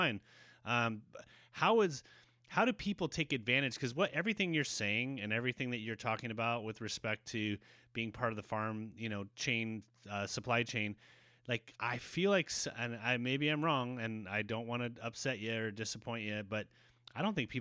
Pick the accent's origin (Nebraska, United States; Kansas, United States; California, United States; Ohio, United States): California, United States; Santa Cruz; I'm from Santa Cruz